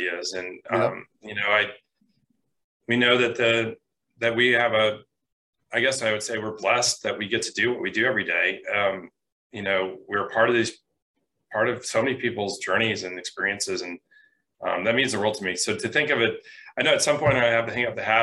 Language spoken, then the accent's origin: English; Michigan, United States; I grew up in Michigan, it's a wonderful state, and I wouldn't trade it for anything.